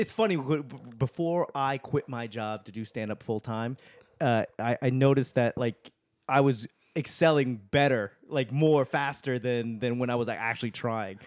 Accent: Boston, Massachusetts, United States; I'm from Boston

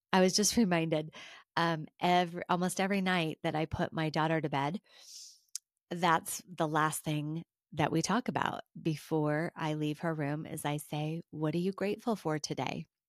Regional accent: United States; being an American

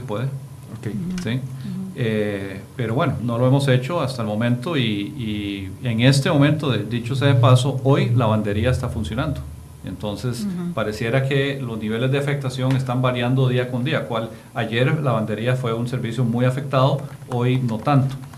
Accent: Costa Rica

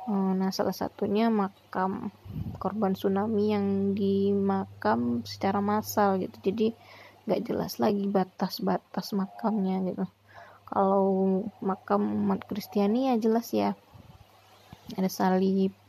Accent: Alahan Panjang, West Sumatra, Indonesia; aku ketemu orang kampungku yaitu ibu lupa aku namanya Punya dia orang alahan panjang, talang babungo. Temu orang kampung nih di Mentawai, Tanah Sipora.

